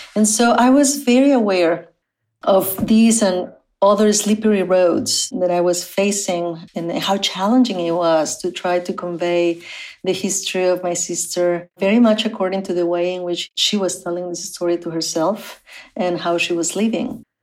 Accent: Matamoros, Tamaulipas, Mexico; English is a second language; moved away; I was born on the Mexican side of the US Mexico border in the city of Matamoros

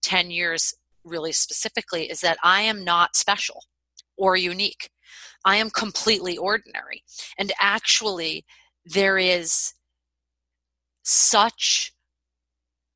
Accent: Boston, Massachusetts, United States; moved away; I'm from Boston

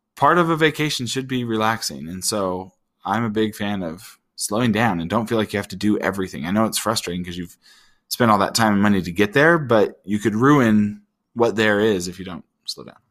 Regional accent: Utah, United States; I grew up in Utah

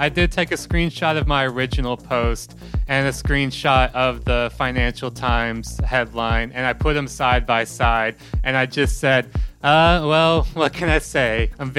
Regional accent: Mississippi, United States; now in Melbourne, Australia; I'm currently living in Melbourne, Australia, but I am from Mississippi in the United States.

